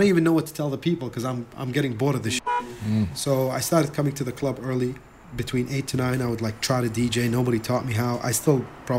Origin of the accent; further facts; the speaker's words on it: New Delhi, Delhi, India; also born or lived in Iraq; now in Dubai, United Arab Emirates; I grew up in New Delhi, India.